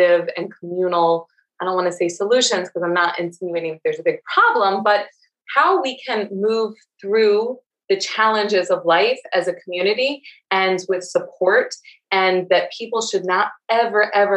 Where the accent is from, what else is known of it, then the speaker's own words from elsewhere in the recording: Marietta, Georgia, United States; I grew up in deep in the Bible Belt in Georgia, not even in Atlanta, in Marietta, Georgia, and I'll never stop saying y'all